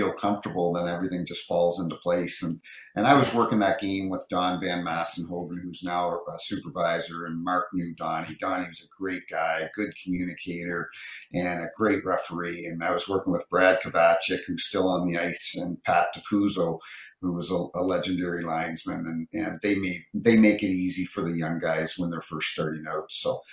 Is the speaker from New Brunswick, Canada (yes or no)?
yes; New Brunswick, Canada; growing up in New Brunswick, I was a Toronto Maple Leafs fan